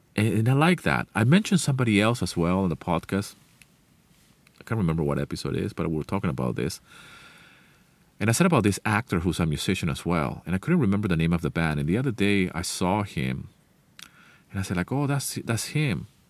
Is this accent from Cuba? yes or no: no; Venezuela; first language Spanish; English is a second language; moved away; I left the place where I grew up, Venezuela, many, many years ago